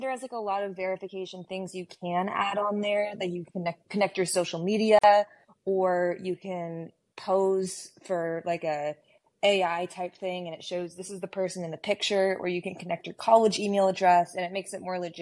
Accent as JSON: {"language": "English", "region": "Texas", "country": "United States", "tie": "born or raised there", "said": "I grew up in Texas"}